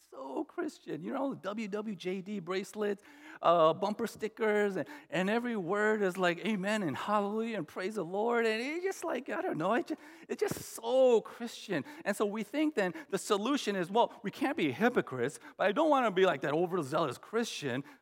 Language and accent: English; United States; my parents immigrated to the U.S. in the 70s. And, um, you know, I was born in the States, but uh, in 72